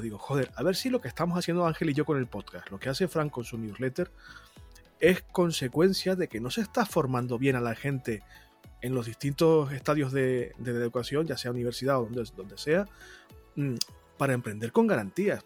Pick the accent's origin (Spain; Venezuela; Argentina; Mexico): Spain; La Palma, Canary Islands; moved away; Yo soy de La Palma